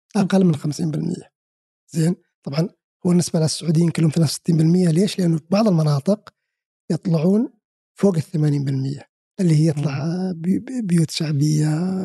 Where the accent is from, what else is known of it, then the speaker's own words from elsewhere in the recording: Saudi Arabia; انا كسعودي